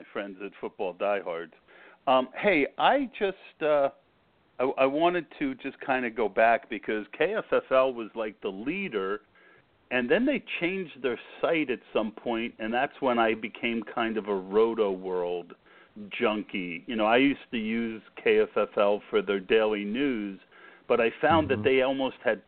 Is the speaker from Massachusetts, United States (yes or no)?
no; Scotch Plains, New Jersey, United States; moved away as an adult; also born or lived in Lehigh Valley, Pennsylvania; now in Pennsylvania, United States; I grew up in Scotch Plains